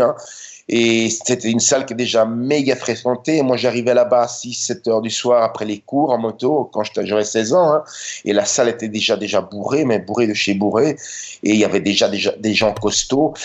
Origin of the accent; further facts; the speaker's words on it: Brussels, Brussels-Capital Region, Belgium; now in Budapest, Hungary; Je suis né en 66 en Belgique et j'ai grandi là-bas.